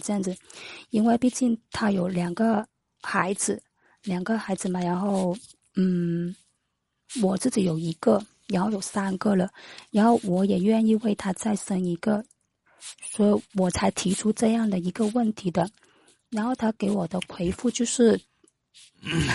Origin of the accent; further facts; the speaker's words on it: Foshan, Guangdong, China; 我是广东佛山的